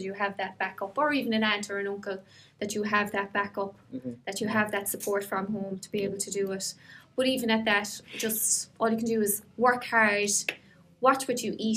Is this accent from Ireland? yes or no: yes; Ireland; we're very lucky actually to be Irish